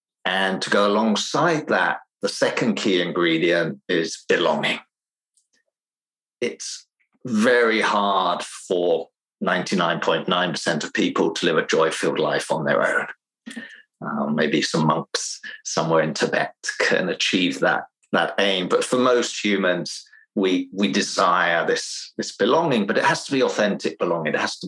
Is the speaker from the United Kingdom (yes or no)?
yes; England, United Kingdom; now in Finland; I'm originally from England, but I spent most of my life in Finland, which has given me a little bit of a strange English accent